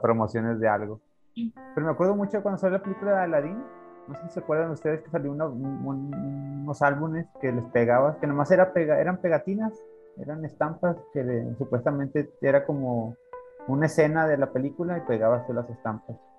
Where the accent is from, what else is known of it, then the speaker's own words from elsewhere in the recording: General Escobedo, Nuevo León, Mexico; yo me acuerdo mucho de la colonia donde vivía, bueno, que, que fue casi la, toda mi niñez, ahí en Escobedo